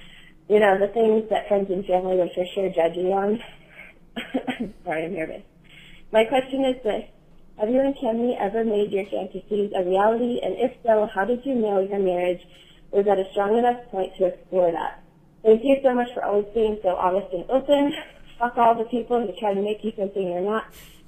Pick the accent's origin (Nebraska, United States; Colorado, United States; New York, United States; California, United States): California, United States; Southern; I'm 29, and I'm from Southern California.